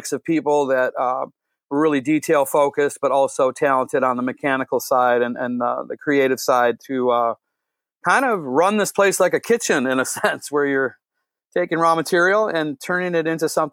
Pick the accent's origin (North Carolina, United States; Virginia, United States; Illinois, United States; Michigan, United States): Michigan, United States; Detroit; we grew up in Southwest Detroit in the Holy Redeemer and St. Hedwig area over by Clark Park